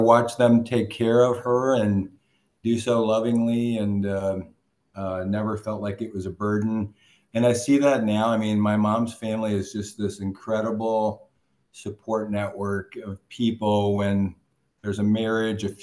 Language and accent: English; Prairie du Chien, Wisconsin, United States; moved away; I grew up, I was born in Prairie du Chien, Wisconsin